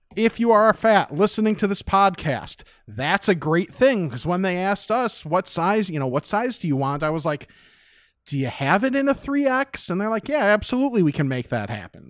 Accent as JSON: {"language": "English", "town": "West Chicago", "region": "Illinois", "country": "United States", "tie": "born or raised there"}